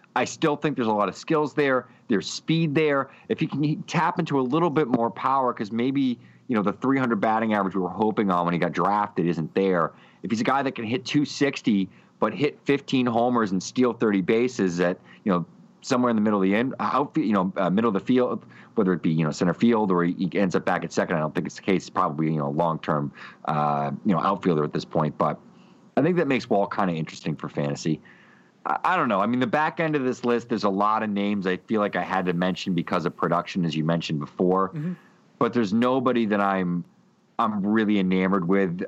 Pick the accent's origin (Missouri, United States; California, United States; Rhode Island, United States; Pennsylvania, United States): Rhode Island, United States; near Pawtucket; I grew up right near Pawtucket